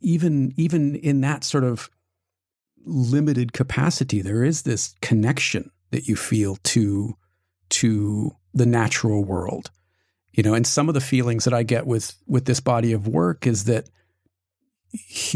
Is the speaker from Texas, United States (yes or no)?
no; Southern California, United States; moved away as an adult; now in East Coast, United States; I grew up in Southern California, where you're surrounded by concrete and concrete and more concrete.